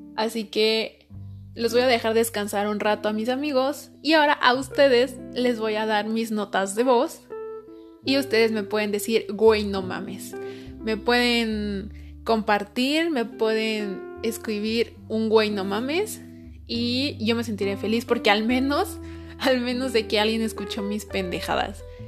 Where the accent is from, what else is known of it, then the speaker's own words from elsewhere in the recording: Mexico; no soy americana, soy más mexicana que el chile.